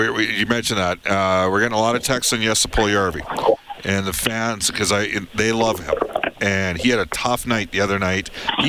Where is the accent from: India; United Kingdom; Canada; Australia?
Canada; Western Canada; I am from Western Canada.